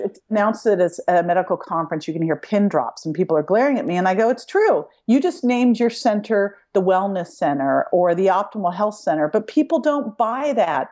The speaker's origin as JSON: {"language": "English", "town": "Berkeley", "region": "California", "country": "United States", "tie": "born or raised there", "said": "I grew up in Berkeley"}